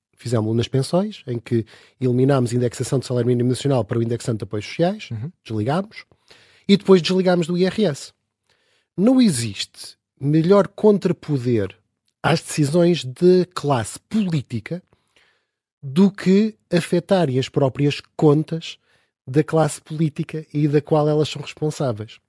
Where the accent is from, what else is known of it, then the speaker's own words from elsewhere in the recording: Portugal; nós, como portugueses